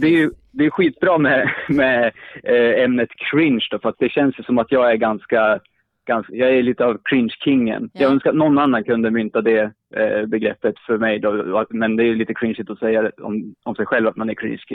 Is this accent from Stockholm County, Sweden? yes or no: no; Sundsvall, Västernorrland County, Sweden; now in Uppsala, Sweden; sist jag var uppe i min hemstad, jag bor i Uppsala just nu, men jag är från Sundsvall